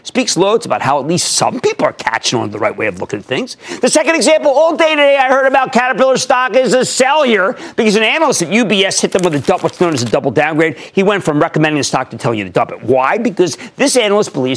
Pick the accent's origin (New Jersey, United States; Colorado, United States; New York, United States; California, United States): New Jersey, United States; my home state of New Jersey